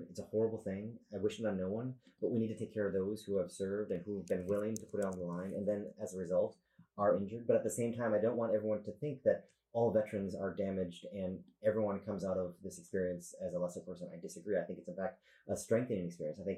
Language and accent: English; Wisconsin, United States; we are from Wisconsin. We will always have roots in Wisconsin